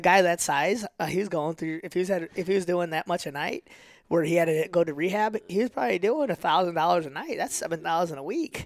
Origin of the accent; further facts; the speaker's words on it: St. Louis, Missouri, United States; accent: North County; also born or lived in Wentzville / Ferguson / Florissant; I always have my North County accent